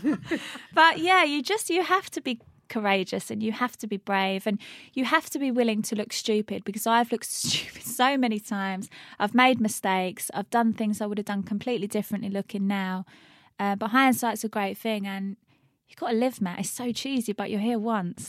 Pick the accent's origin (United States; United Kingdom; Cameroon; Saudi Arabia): United Kingdom; Luton, East of England; I'm from Luton, left school at fifteen, didn't go to college